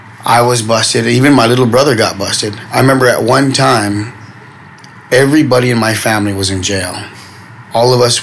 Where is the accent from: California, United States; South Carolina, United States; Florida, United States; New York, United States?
California, United States; Los Angeles; I was from Boyle Heights area, the Ramona Gardens housing projects